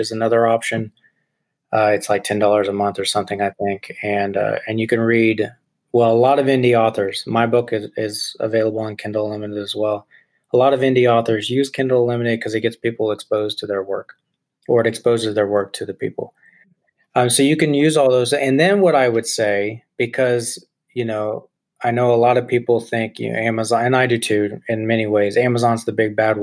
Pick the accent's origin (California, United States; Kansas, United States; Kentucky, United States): Kansas, United States; moved away as an adult; I really wanted to get out of Kansas for a while